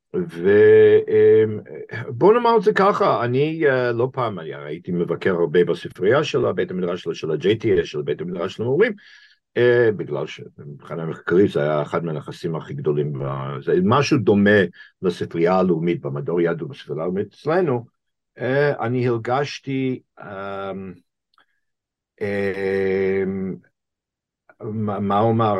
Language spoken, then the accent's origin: Hebrew; Boston, Massachusetts, United States; Hebrew is a second language; moved away as an adult; now in Israel; נולדתי בבוסטון, המעתירה, לפני כ-68 שנים